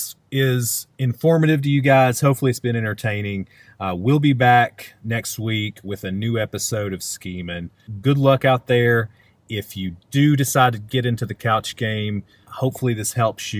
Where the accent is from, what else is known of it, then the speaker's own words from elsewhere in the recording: Southwest Virginia, United States; I'm from Southwest Virginia